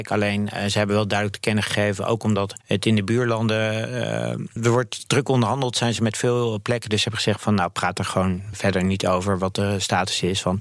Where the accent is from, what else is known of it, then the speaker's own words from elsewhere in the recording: Netherlands; als Nederlanders.